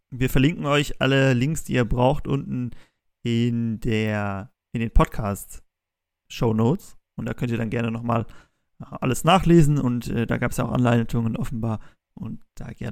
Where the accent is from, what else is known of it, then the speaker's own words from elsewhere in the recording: Bonn, North Rhine-Westphalia, Germany; ich komme aus Bonn und in Bonn gibt es auch den Botanischen Garten.